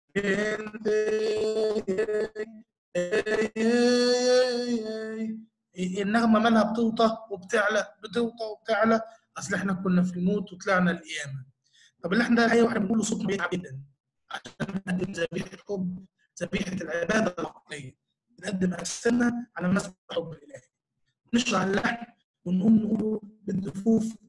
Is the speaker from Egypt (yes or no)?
yes; Egypt; إحنا نفسنا كمصريين